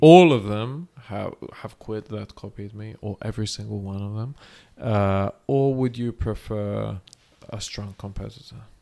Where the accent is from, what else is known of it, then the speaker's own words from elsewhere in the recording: Thessaloniki, Central Macedonia, Greece; moved away; thessaloniki the city we're now and this is my hometown and jim's hometown as well